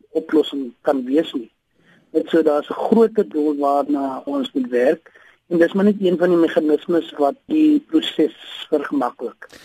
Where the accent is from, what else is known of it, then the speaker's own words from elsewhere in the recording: South Africa; as Suid-Afrikaners